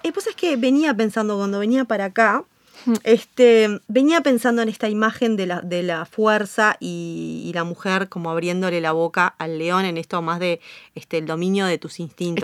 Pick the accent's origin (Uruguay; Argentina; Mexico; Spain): Uruguay; soy muy uruguaya